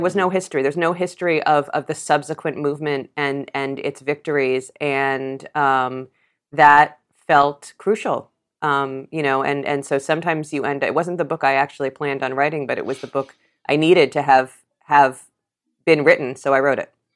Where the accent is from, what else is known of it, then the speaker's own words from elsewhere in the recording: New York City, New York, United States; I grew up in New York City and saw the AIDS epidemic